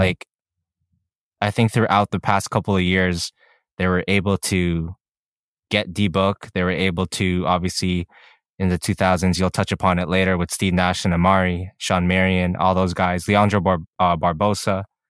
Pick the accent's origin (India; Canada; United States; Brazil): Canada; we're Canadian